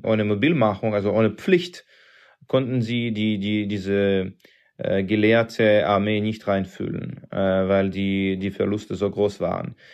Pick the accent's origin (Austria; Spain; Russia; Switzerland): Russia; German is a second language; bei uns in Russland